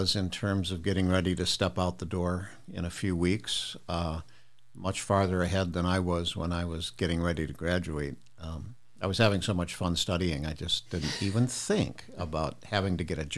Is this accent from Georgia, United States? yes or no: no; Toledo, Ohio, United States; I grew up in Toledo, Ohio, in a working class family.